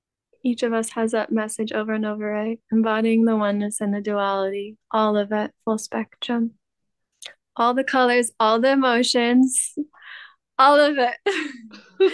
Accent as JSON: {"language": "English", "region": "California", "country": "United States", "tie": "born or raised there", "moved": "as an adult", "said": "I didn't come back to the US where I was born in California. I left the US about three years ago, right before COVID. And so I'm now returning after 3 years."}